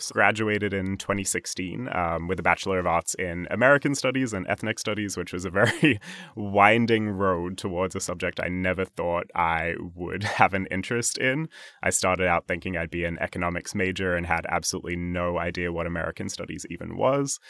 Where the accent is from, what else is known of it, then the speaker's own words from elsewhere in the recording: Sydney, New South Wales, Australia; moved away as an adult; now in New York, United States; I grew up in Sydney, Australia, born and raised